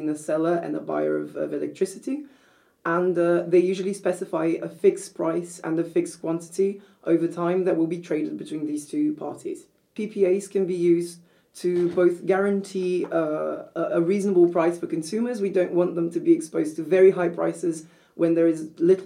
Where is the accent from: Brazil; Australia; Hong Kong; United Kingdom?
Brazil; moved away as an adult; also born or lived in Copenhagen, Denmark; now in Denmark; I'm originally from Brazil, so I did a bachelor's at the University of Sao Paulo